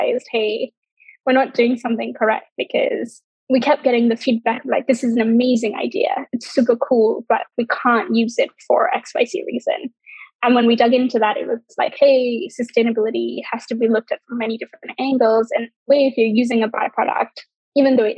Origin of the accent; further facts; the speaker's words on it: Sri Lanka; growing up in Sri Lanka